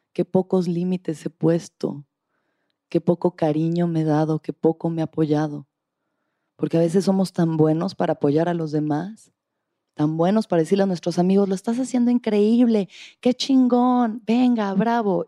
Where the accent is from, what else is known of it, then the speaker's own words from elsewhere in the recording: Mexico; soy mexicana